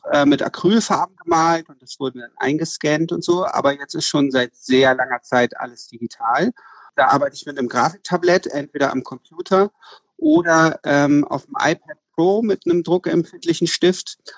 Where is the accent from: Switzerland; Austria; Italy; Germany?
Germany; Hamburg; now in Berlin, Germany; Ich wohne in Berlin. Also ich komme eigentlich aus Hamburg ähm, und man ist dann eigentlich auch immer ziemlich lokalpatriotisch und viele Hamburger bleiben ihr Leben lang